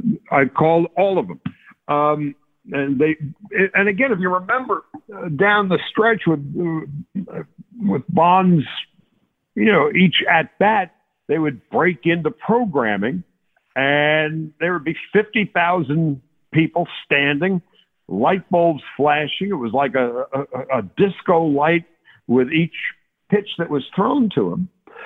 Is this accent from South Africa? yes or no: no; New York, United States; I opted to take the Yankee job because I grew up in New York and my father was in his latter days.